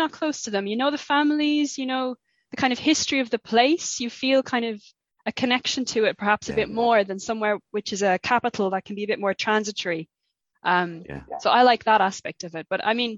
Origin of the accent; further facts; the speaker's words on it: Faithleg, Munster, Ireland; I'm from County Waterford, from a small village called Faithleg.